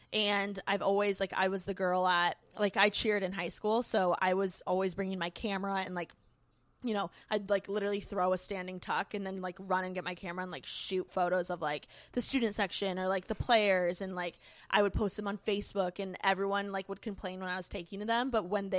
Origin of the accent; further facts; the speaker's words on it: Bloomington, Indiana, United States; now in Los Angeles, United States; I moved from Bloomington, Indiana. I'm a Midwest girl at heart. Go Hoosiers.